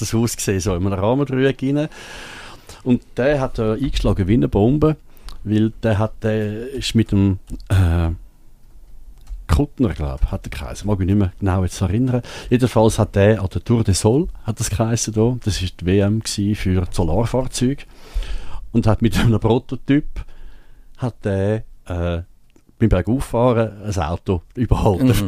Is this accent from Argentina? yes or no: no; Switzerland; bei uns in der Schweiz